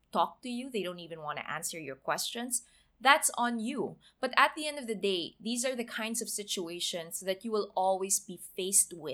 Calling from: Bacolod, Western Visayas, Philippines; Hey Joyce and Aaron … I'm a fan from Bacolod.

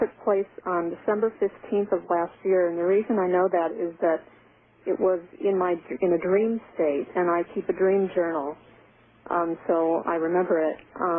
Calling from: Syracuse, New York, United States; from Syracuse, New York.

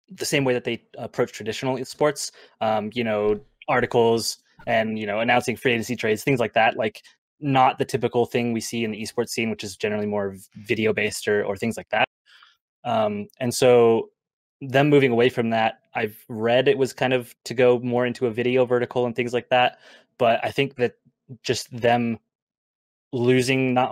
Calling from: Salt Lake City, Utah, United States; Salt Lake City.

